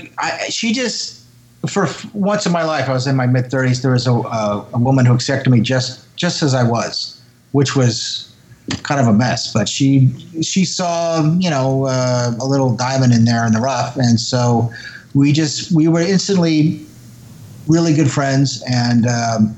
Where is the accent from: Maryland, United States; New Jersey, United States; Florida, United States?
New Jersey, United States; I'm from New Jersey